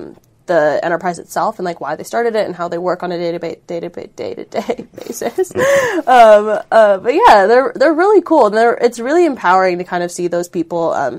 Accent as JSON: {"language": "English", "town": "Cupertino", "region": "California", "country": "United States", "said": "I'm a senior studying biomedical engineering, and I'm from Cupertino, California."}